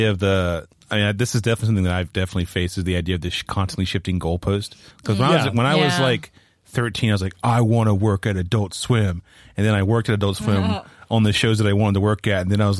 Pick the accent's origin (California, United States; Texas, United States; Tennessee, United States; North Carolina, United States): North Carolina, United States; moved away; I'm from North Carolina